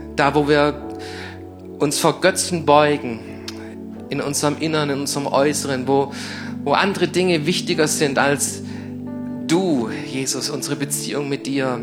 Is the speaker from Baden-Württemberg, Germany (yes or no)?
yes; Crailsheim, Baden-Württemberg, Germany; ich bin hier in Kralsheim geboren, ich ging hier in Kralsheim auf die Schulen